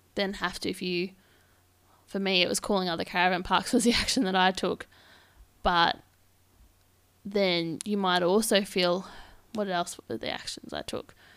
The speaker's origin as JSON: {"language": "English", "region": "Victoria", "country": "Australia", "moved": "as an adult", "lives_now": "Perth, Australia", "said": "I am from Victoria, and I've just made the move across to Perth"}